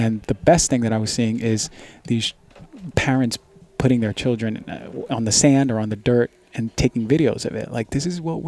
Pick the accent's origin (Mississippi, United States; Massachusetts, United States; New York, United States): New York, United States; New York City; I grew up in Queens, New York